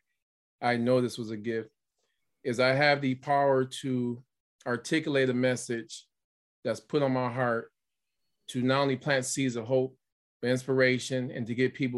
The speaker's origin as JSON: {"language": "English", "town": "Pontiac", "region": "Michigan", "country": "United States", "tie": "born or raised there", "said": "growing up in Pontiac, in a single parent household"}